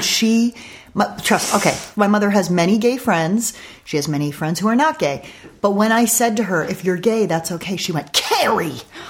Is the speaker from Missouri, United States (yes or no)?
no; Westport, Connecticut, United States; now in Malibu, United States; Westport, Connecticut was where I spent my weekdays, my school days growing up, and that was the equivalent on the West Coast is Malibu, where I live now, coincidentally.